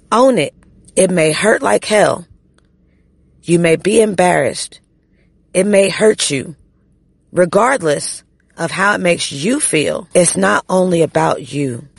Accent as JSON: {"language": "English", "country": "United States", "said": "as an American"}